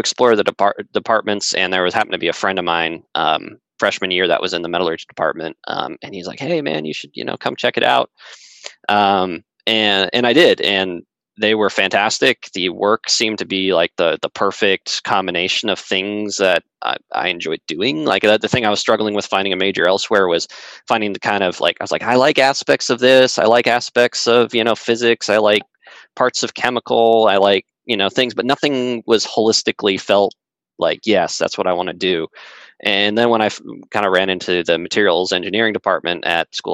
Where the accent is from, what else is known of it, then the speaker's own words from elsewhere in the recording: Colorado, United States; I grew up in Colorado